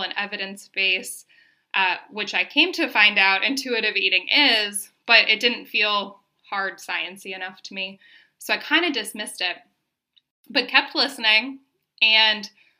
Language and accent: English; Minnesota, United States; moved away as an adult; now in Denver, United States; I'm from Minnesota originally, but moved to Denver right after I got my undergrad degree